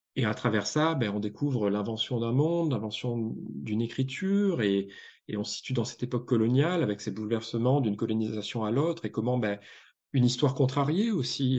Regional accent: Provence-Alpes-Côte d'Azur, France; j'ai grandi en Provence, donc pas en province, mais en Provence

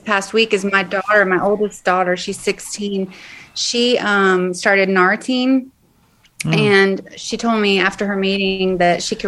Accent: Atlanta, Georgia, United States; I'm from Atlanta

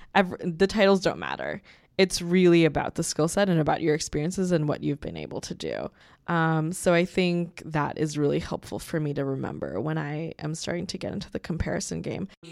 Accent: New York City, New York, United States; my family is an immigrant family from Bangladesh. We s, we're from Queens, New York. That's where I've lived most of my life

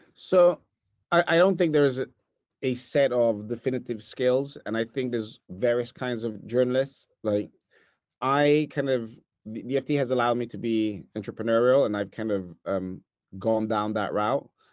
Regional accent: Italy; accent: Italian; English is a second language; now in New York, United States; I'm originally from Italy, as some might hear from my accent.

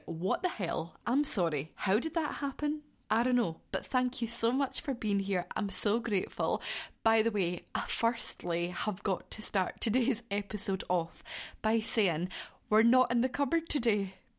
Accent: Scotland, United Kingdom; I am from Scotland. I live in southwest Scotland

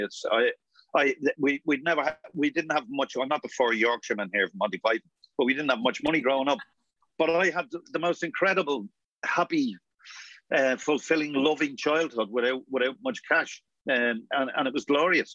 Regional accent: Dublin, Leinster, Ireland; also born or lived in North Wall, Dublin; when I grew up in Coolock, this was the late '60s when I got out there. Six, I think it was '69 or something. We moved out from a very small house on

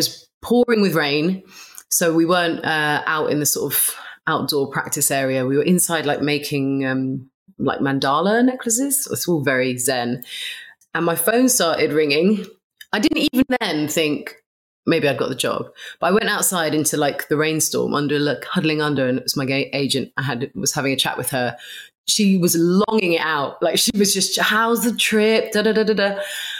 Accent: London, United Kingdom; I grew up in London

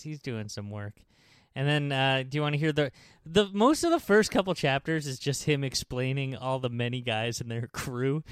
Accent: New York, United States; "New York."

